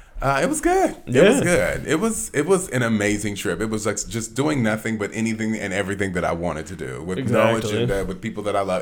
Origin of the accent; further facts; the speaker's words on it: Atlanta, Georgia, United States; also born or lived in Southern California; I'm from Atlanta originally. Born in Southern California, but raised in Atlanta.